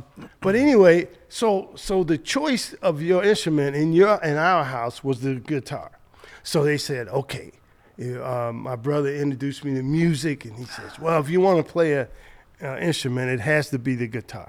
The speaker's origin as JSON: {"language": "English", "town": "Chicago", "region": "Illinois", "country": "United States", "tie": "born or raised there", "said": "So on Lake Park, 4604 South Lake Park in Chicago."}